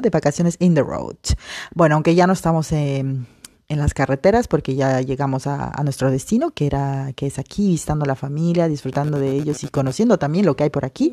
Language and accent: Spanish; Peru; moved away; algo así que diríamos en Perú, ¿no? En mi país